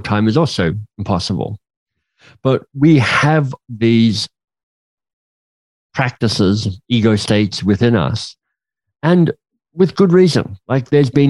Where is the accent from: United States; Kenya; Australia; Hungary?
Australia; I'm Australian